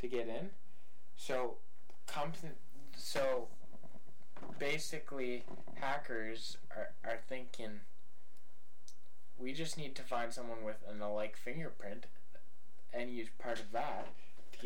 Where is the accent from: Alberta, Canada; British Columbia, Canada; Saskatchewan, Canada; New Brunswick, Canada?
British Columbia, Canada; mid; I'm from Upper BC. Not way up there, but mid BC